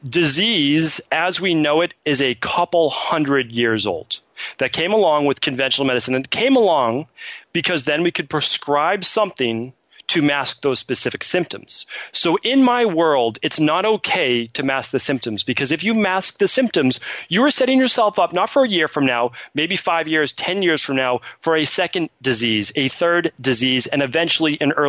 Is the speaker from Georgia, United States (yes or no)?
no; Medford, Massachusetts, United States; And then growing up in Medford, Massachusetts, like who becomes a naturopathic doctor?